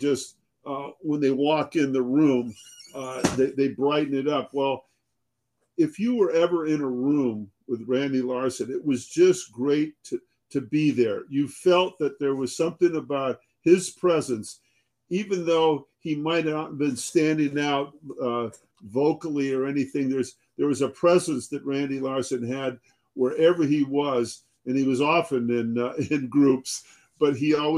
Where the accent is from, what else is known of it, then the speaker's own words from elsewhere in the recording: Connecticut, United States; I was born in Connecticut